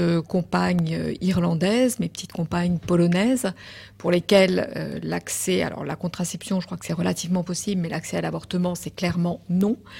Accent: France; je suis française, certes, mais je suis aussi européenne.

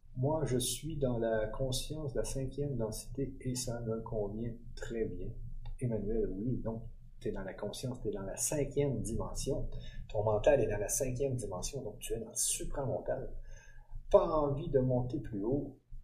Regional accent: Quebec, Canada; Je suis du Québec

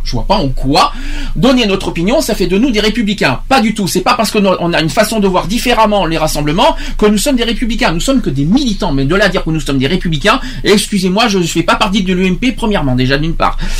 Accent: France; je suis français, je suis pas anglais

